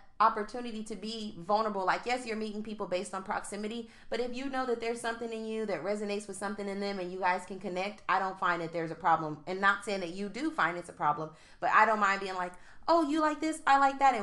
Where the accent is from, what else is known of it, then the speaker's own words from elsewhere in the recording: United States; outside of being African, I'm American.